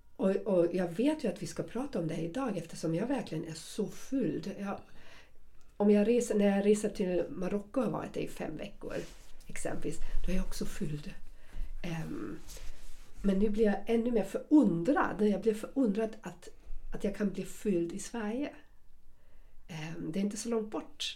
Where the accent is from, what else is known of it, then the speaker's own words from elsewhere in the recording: Germany; accent: German; Swedish is a second language; now in Sweden; jag har fortfarande mitt tyska uttal, för någon svensk kommer jag alltid vara en tyska